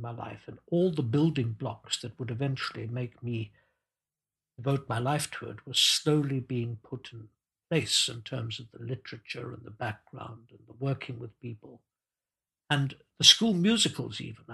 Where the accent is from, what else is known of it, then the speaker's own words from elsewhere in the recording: Zimbabwe; moved away; I grew up in Rhodesia in Africa, where there was very little vocal tradition